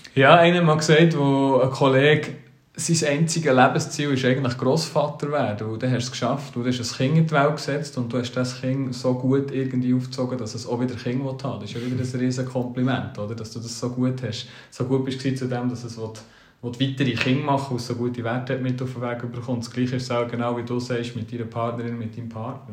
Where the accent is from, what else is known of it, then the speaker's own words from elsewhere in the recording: Switzerland; wir Schweizer